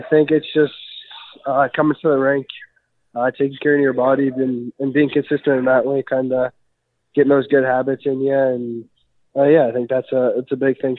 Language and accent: English; Prince Albert, Saskatchewan, Canada; I grew up in Prince Albert, Saskatchewan.